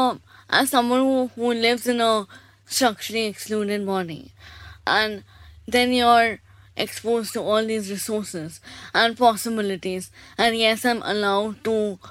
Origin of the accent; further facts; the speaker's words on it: Kolkata, West Bengal, India; moved away; also born or lived in Delhi; I have been born and brought up in Calcutta.